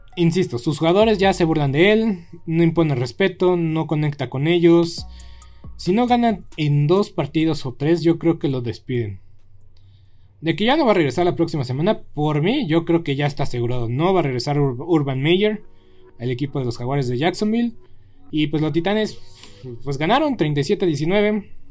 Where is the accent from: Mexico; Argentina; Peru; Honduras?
Mexico; nos falta visión, nos falta visión como, como mexicanos